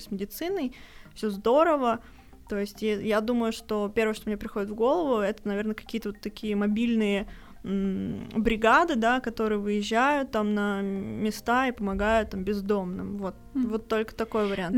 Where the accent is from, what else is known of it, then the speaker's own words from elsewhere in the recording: Ufa, Bashkortostan, Russia; мы обе из Уфы